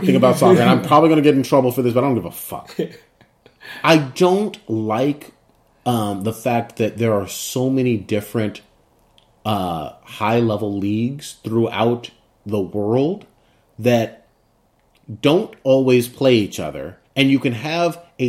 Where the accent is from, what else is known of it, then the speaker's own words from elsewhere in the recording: United States; I'm very American.